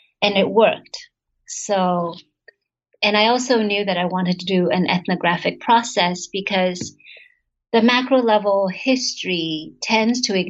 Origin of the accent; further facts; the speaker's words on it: United States; also born or lived in Quanzhou, Fujian, China (ancestral); I'm Taiwanese American